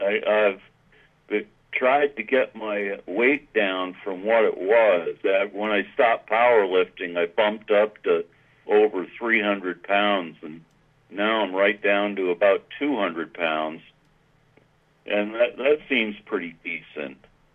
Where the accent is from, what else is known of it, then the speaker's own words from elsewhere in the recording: New England, United States; And growing up in New England, I was exposed to an Ivy style of dress, and it just carried over.